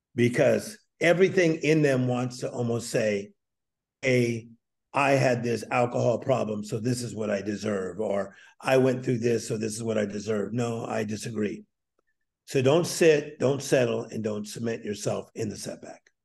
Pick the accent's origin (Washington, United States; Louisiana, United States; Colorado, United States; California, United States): California, United States; Whittier; also born or lived in Compton, California; We moved from Compton and then later ended up in Whittier